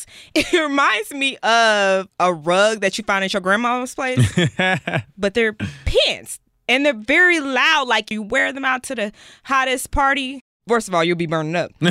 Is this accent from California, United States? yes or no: yes; Los Angeles, California, United States; I'm 17 years old, and I'm from Los Angeles, California.